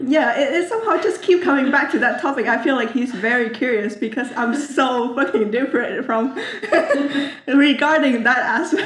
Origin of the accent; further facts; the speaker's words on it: Vietnam; I often say that I'm from Vietnam